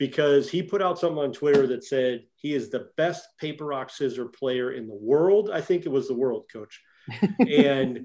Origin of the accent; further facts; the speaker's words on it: St. Louis, Missouri, United States; I am a St. Louis native myself. I went to Windsor High School. I was born in St. Mary's Hospital in downtown St. Louis